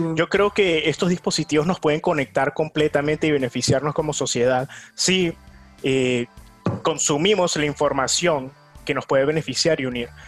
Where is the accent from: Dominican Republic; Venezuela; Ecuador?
Venezuela; now in New York, United States; en mi país natal, en Venezuela